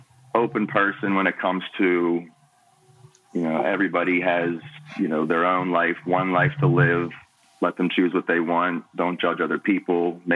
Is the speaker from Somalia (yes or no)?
no; Pittsburgh, Pennsylvania, United States; moved away as an adult; also born or lived in Washington, D.C.; now in San Diego, United States; Well, I'm originally born and raised in Pittsburgh. Lived here all my... Okay. Yeah. So I'm born and raised. Lived here through college. After I graduated, I started my career with the Department of Defense in Washington, D.C.